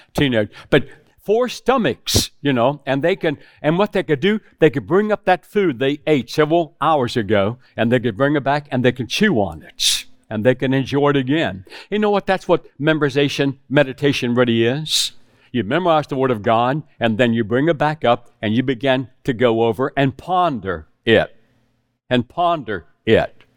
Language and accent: English; West Virginia, United States; moved away as an adult; also born or lived in South Carolina; I was raised in West Virginia with hogs